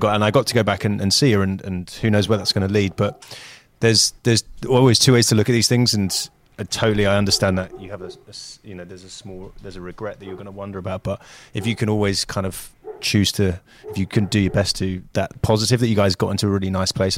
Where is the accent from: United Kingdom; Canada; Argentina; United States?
United Kingdom; moved away; as a Brit